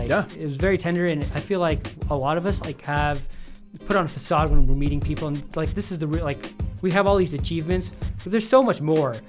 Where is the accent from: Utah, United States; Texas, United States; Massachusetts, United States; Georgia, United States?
Utah, United States; we're in Utah, we get judged a lot, you know, minorities aren't, you know, we all face those, and like dealing with that, especially for me and growing up in Utah